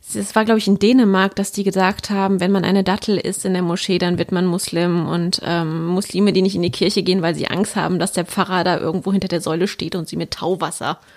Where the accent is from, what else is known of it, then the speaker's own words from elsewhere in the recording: Germany; bin aber jetzt deutsch, ich bin in Deutschland aufgewachsen, geboren aufgewachsen